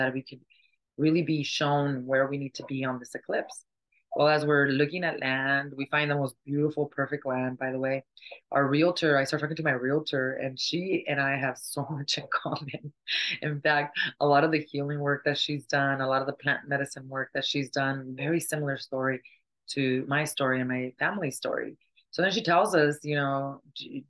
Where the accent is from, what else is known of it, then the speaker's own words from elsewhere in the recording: California, United States; moved away as an adult; also born or lived in Mexico; now in Arizona, United States; we actually grew up in California